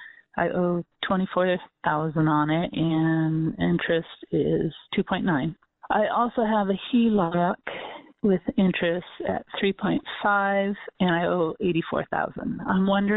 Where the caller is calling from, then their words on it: Portland, United States; I'm from Portland, and I have a question about paying on a loan.